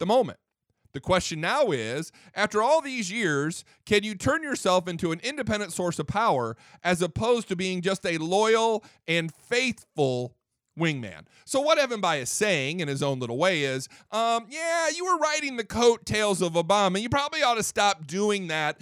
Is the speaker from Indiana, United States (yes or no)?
yes; Fort Wayne, Indiana, United States; I'm from Fort Wayne, Indiana, Northeast Indiana